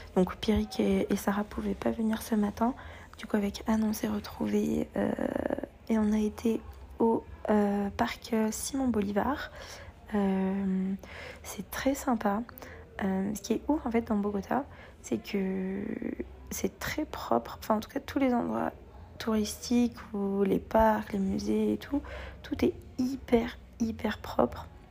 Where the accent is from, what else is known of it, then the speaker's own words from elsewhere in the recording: France; qu'on est français